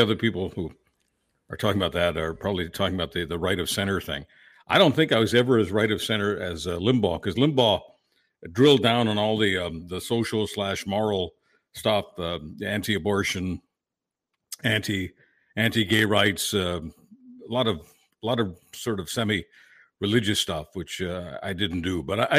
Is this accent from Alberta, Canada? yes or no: no; Mount Royal, Quebec, Canada; also born or lived in Toronto / Hamilton; because Pierre Trudeau was my MP, the riding that I grew up in Mount Royal. And so I moved to Toronto, Hamilton, a bunch of places in Southern Ontario.